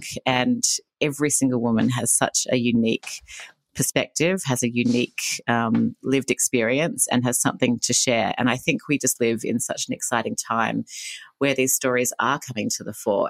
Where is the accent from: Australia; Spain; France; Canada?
Australia; I grew up in Australia. You can probably hear the accent